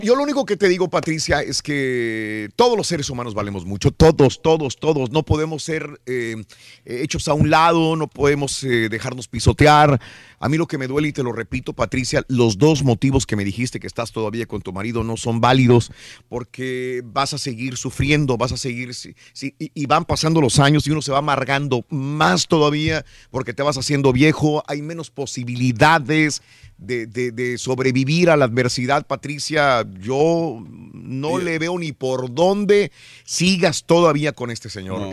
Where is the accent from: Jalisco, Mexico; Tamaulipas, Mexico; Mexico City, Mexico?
Tamaulipas, Mexico; Matamoros; soy de Matamoros, Tamaulipas